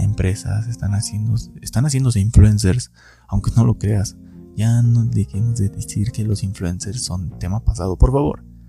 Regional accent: Hidalgo, Mexico; soy de Hidalgo

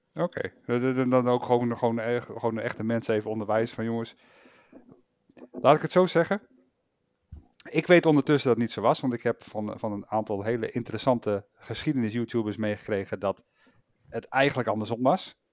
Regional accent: Netherlands; zijn we Nederlanders.

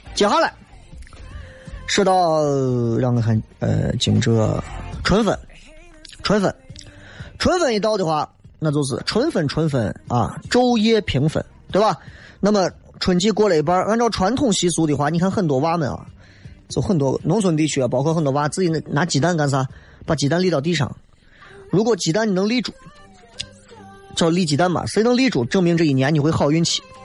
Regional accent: Xi'an, Shaanxi, China; 作为一个西安人，作为一个陕西人

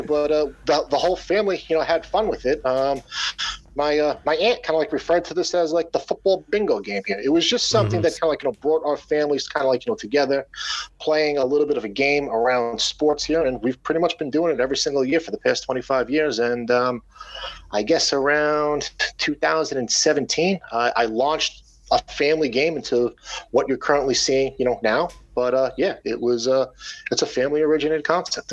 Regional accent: Long Island, New York, United States; I live on Long Island. I grew up on Long Island.

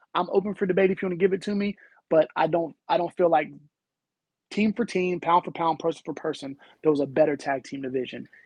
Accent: the South, United States; I grew up in the South

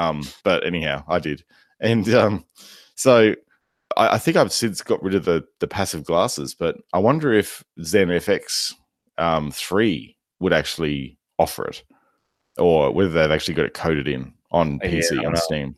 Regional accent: Australia; I'm an Australian and we speak fast.

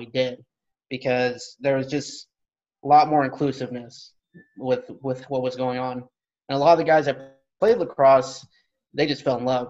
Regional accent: Stockton, California, United States; moved away as an adult; now in Norfolk, United States; I grew up in Stockton, California. Moved around a lot just in the California area.

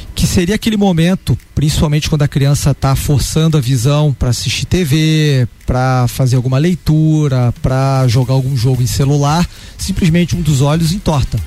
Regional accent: Curitiba, Paraná, Brazil; also born or lived in Rio de Janeiro, Brazil; Eu saí do Rio de Janeiro na infância, quando eu tinha 9 anos de idade, fui uhum. para Curitiba

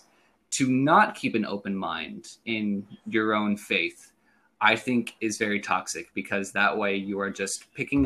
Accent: Redding, California, United States; born and raised in Redding, California

